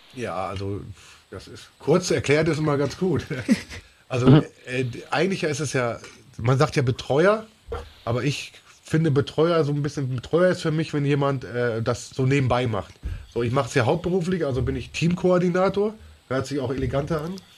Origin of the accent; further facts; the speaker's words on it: Ruhr area, North Rhine-Westphalia, Germany; ich komme ja aus dem Ruhrgebiet